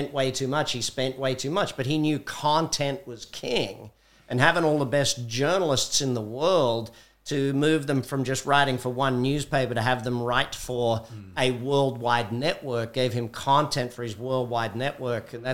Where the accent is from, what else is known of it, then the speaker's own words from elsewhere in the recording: Australia; now in United States; being Australian